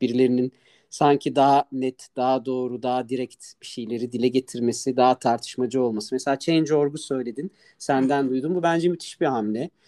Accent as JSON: {"language": "Turkish", "region": "Ankara", "country": "Turkey"}